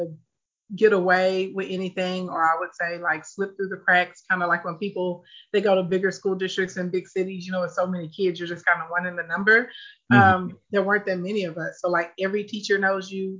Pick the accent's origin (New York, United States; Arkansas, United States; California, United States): Arkansas, United States; Scott; I grew up in a place called Scott. So it's really country, like no sidewalks, no street lights